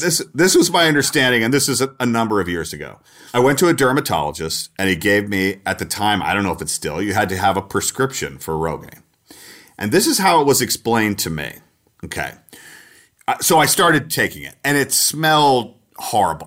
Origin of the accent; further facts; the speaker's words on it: Atlanta, Georgia, United States; moved away as an adult; also born or lived in Texas / Minneapolis; I was from Atlanta. I was from the South and school in Texas